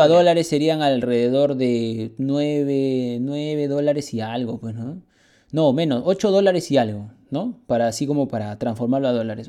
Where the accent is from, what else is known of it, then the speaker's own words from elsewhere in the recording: Peru; Los peruanos somos arroceros, de ley